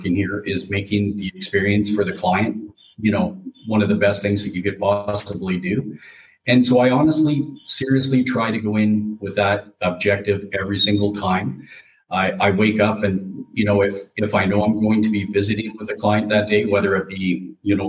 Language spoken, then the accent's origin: English; Calgary, Alberta, Canada; moved away as an adult; also born or lived in Ontario; I am from Calgary, born and raised Calgary, Alberta.